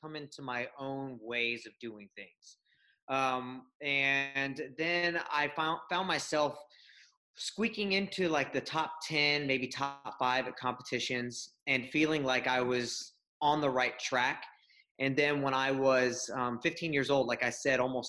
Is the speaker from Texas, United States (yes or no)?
yes; Houston, Texas, United States; I grew up in Houston, Texas, and still live here with my wife and 2 kids